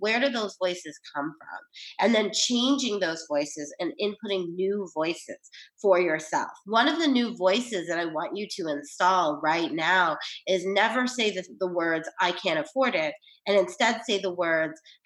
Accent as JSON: {"language": "English", "region": "New York", "country": "United States", "said": "I'm from New York."}